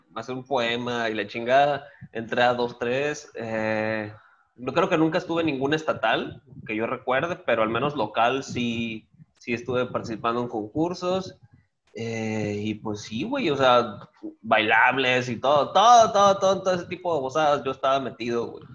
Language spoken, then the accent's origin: Spanish; Guaymas, Sonora, Mexico; moved away as an adult; todo eso de nacer, hacerme y malcriarme, todo eso fue en el heroico puerto de Guaymas. Ahí nací en el 87